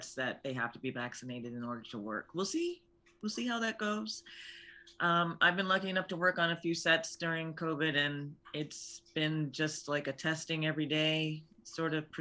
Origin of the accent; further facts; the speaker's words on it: Florida, United States; now in Los Angeles, United States; I'm from Florida